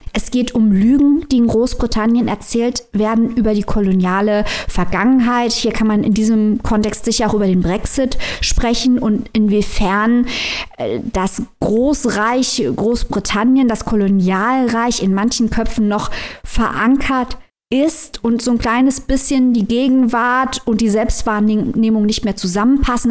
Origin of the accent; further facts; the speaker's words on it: Germany; bei uns in Deutschland